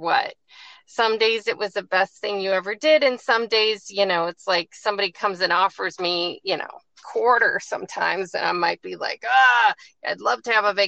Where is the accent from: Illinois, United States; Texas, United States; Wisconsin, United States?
Wisconsin, United States; Chippewa Falls; moved away as an adult; also born or lived in Madison, Wisconsin / Atlanta, Georgia; now in Virginia, United States; I grew up in West Central Wisconsin, a little town called Chippewa Falls.